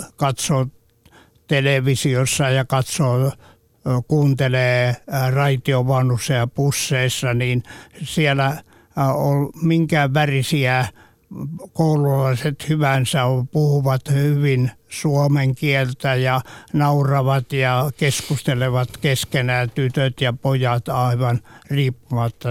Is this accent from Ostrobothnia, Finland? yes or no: yes; Ostrobothnia, Finland; olen Pohjanmaalta kotoisin ja se ympäristö, missä olen kasvanut